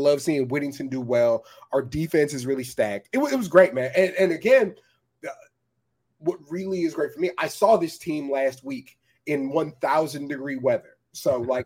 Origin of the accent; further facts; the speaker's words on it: San Antonio, Texas, United States; I grew up in San Antonio